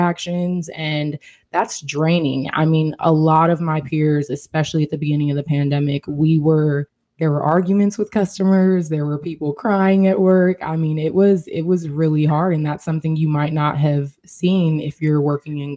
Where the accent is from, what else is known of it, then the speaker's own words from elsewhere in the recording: Seattle, Washington, United States; moved away as an adult; now in Philadelphia, United States; prior to my move to Philadelphia, I am from Seattle, Washington